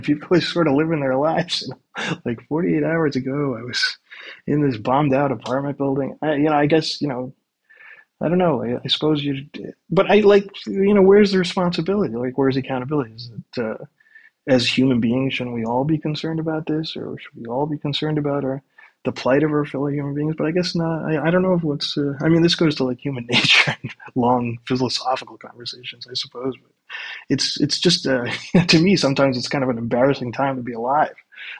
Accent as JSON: {"language": "English", "country": "United States", "moved": "yes", "lives_now": "Ukraine", "said": "as an American"}